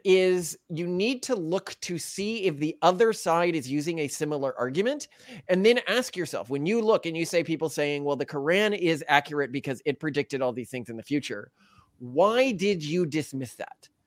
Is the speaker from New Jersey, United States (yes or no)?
no; Texas, United States; I grew up in Texas